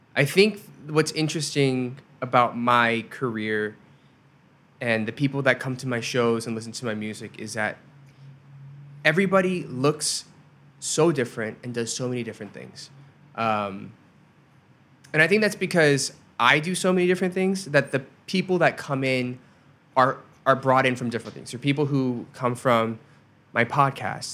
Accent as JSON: {"language": "English", "country": "United States", "also_born_or_lived": "Korea", "said": "I don't belong in Korea because it's I'm too American. I don't belong in America because I'm too Korean"}